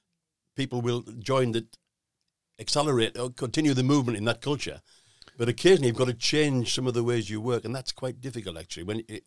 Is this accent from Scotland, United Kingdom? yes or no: no; North East England, United Kingdom; I'm from the Northeast